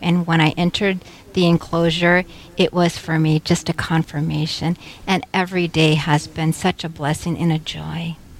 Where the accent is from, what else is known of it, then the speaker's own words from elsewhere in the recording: San Antonio, Texas, United States; moved away as an adult; now in Wahpeton, United States; I am from San Antonio, Texas, and I came here to Carmel of Mary 30 years ago